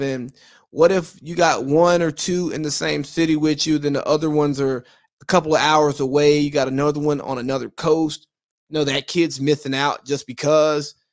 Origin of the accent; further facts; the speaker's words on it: Georgia, United States; I'm from Georgia, not California